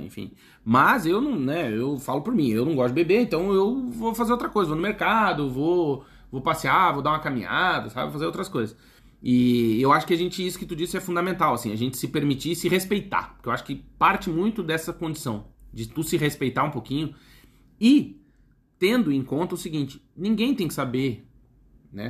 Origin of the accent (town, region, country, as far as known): Brazil